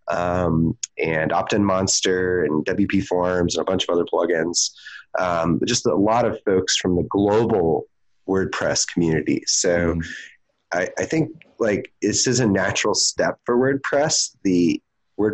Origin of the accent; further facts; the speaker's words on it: Houston, Texas, United States; moved away; WordCamp Houston, my hometown.